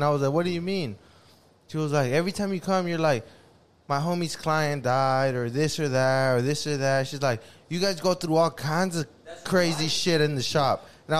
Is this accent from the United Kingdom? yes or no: no; Mexico; now in United States; I'm Mexican, American. I come from Mexico.